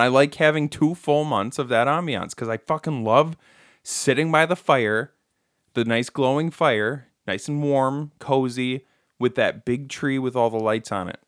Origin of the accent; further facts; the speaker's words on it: Michigan, United States; we're from Michigan